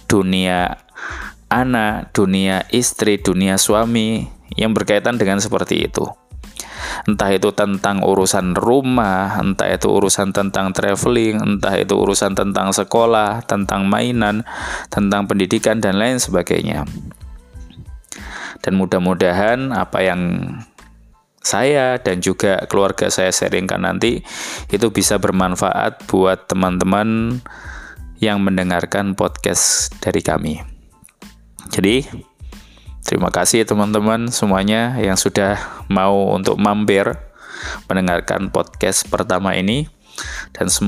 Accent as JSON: {"language": "Indonesian", "town": "Surabaya", "region": "East Java", "country": "Indonesia", "said": "Jadi saya dari Surabaya"}